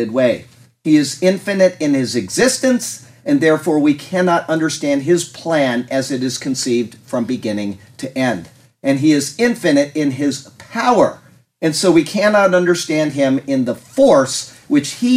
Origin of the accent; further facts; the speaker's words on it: Sarasota, Florida, United States; I was born in Sarasota, Florida